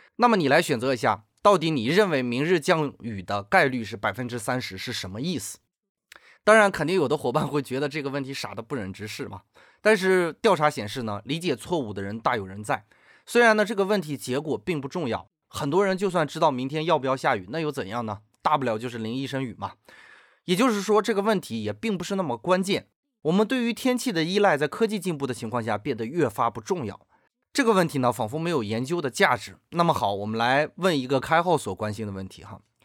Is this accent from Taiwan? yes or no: no; China; 我们中国人